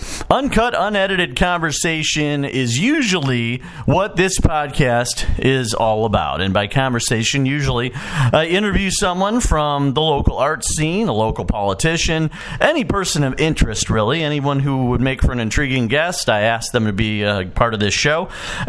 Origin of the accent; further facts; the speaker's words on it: Chicago, Illinois, United States; also born or lived in New York; now in Quad Cities, United States; I grew up around Chicago and New York, went to school at USC, Southern California, and I've traveled all over the United States, and I've lived in the Quad Cities now for about 20 years